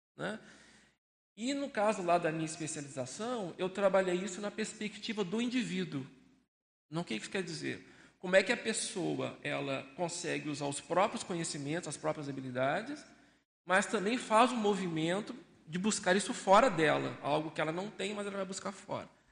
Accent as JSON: {"language": "Portuguese", "town": "Belo Horizonte", "region": "Minas Gerais", "country": "Brazil", "tie": "born or raised there", "moved": "as an adult", "lives_now": "Foz do Iguaçu, Brazil", "said": "Eu sou natural de Belo Horizonte, tenho 57 anos"}